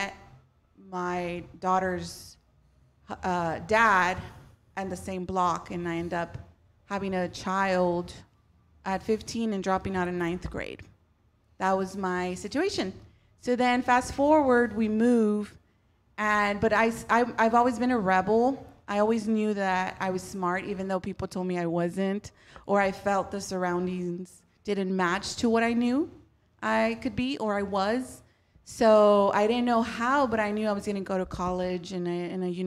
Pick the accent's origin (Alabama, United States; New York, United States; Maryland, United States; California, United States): California, United States; Huntington Park; I was born in Huntington Park